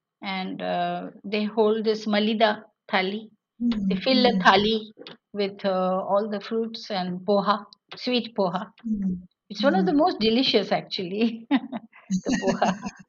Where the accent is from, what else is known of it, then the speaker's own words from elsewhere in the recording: India; Western India, but there is a little balance that we have maintained, you know. We can manage between being Indian and Jewish.